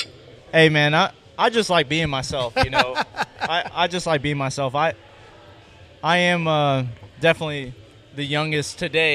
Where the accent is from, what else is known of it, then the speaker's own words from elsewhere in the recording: Destin, Florida, United States; moved away as an adult; now in Atlanta, United States; I'm from Destin, Florida, Pensacola area, Panama City, that whole area.